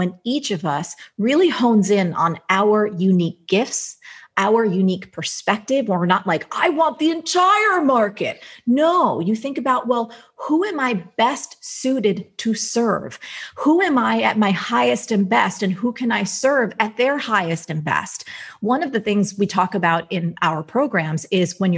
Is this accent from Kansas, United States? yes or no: no; New Jersey, United States; I'm from Jersey